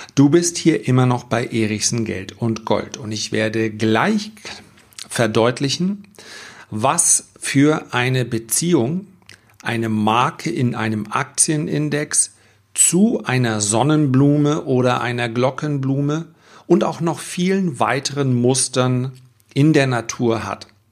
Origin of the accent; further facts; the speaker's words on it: Germany; bei uns in Deutschland